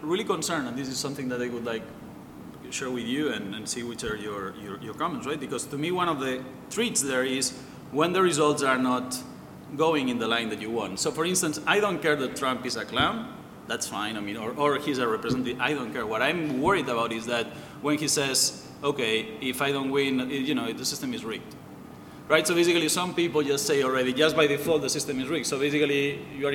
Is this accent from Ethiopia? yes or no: no; Barcelona, Catalonia, Spain; I'm from Barcelona